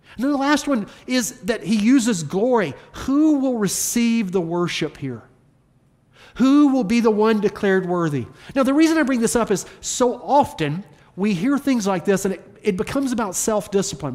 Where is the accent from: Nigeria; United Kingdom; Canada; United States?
United States; the South; accent: Southern; my Southern accent